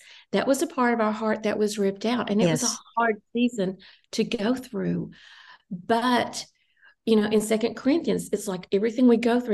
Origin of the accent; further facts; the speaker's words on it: Tennessee, United States; moved away; also born or lived in Ohio; I was living in Ohio. My hometown is in Tennessee.